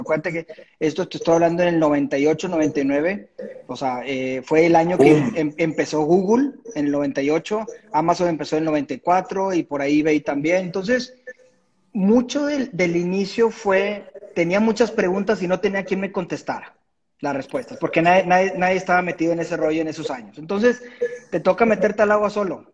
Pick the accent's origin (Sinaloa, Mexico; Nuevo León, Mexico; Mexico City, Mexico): Nuevo León, Mexico; Monterrey; de Monterrey. Aquí nací, aquí sigo.